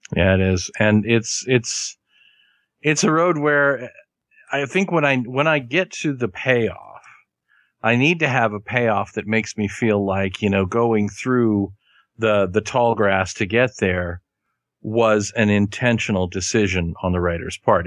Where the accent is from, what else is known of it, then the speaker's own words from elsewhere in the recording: Kansas, United States; I am from Kansas and I learned my Spanish from a woman named Sharon.